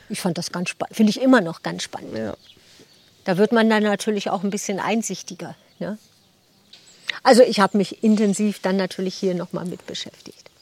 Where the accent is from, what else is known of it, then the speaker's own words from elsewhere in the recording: Germany; moved away as an adult; now in Sickenberg, Germany; Also ich komme gebürtig aus dem südlichen Bereich von Hamburg, ganz in der Nähe vom alten Land